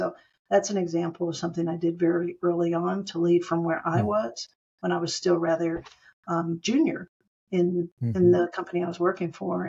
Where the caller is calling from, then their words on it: Phoenix, Arizona, United States; And I'm calling in from Phoenix, Arizona in the United States.